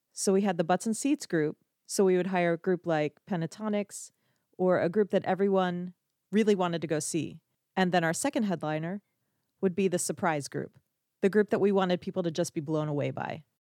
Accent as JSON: {"language": "English", "area": "outside of Philadelphia", "region": "Pennsylvania", "country": "United States", "tie": "born or raised there", "said": "I grew up right outside of Philadelphia"}